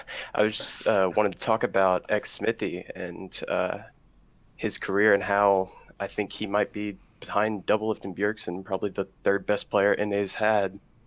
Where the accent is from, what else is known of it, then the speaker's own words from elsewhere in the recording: Austin, Texas, United States; I'm come from Austin